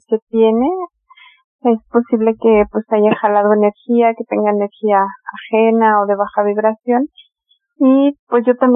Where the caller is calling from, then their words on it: Toluca, State of Mexico, Mexico; soy de Toluca.